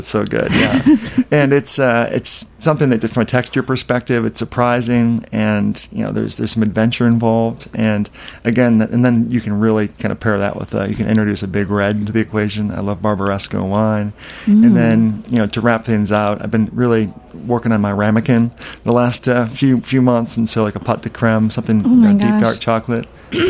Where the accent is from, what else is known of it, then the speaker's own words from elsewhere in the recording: Midwest, United States; also born or lived in South / Europe; now in New York, United States; I spent a couple of years down there, but I'm a mishmash. I grew up in the Midwest and lived in the South, lived in Europe, and now New York.